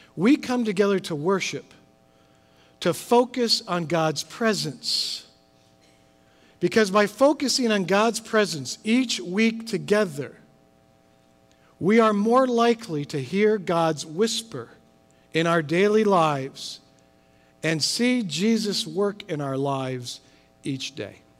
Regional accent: Midwest, United States; moved away; I'm from the Midwest, grew up with thunderstorms. We don't quite have as many here as we did in the Midwest

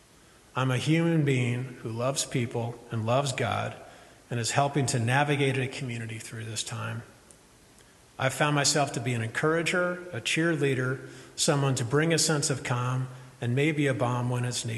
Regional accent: Midwest, United States; I'm from Midwest

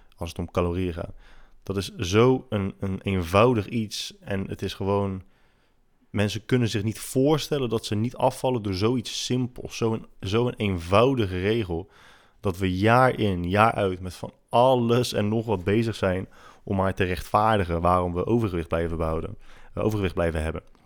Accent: Netherlands; als Nederlanders

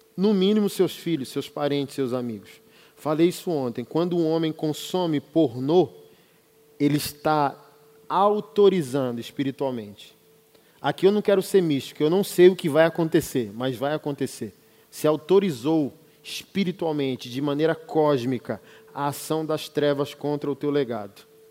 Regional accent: Brasília, Federal District, Brazil; sou de Brasília

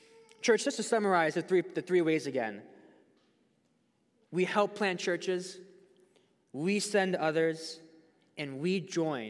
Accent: United States; us as American Christians

